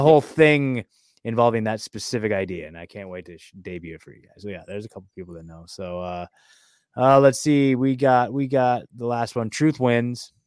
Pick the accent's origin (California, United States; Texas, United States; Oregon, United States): Oregon, United States; moved away; also born or lived in McMinnville / Portland / Eugene; I was born and raised there. I lived there my whole freaking life